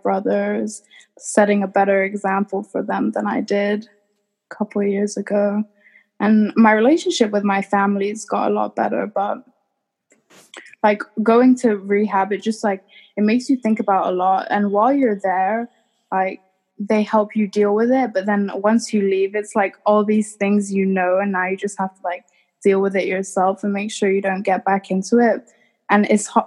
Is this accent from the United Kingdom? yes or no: yes; England, United Kingdom; moved away; born and raised in England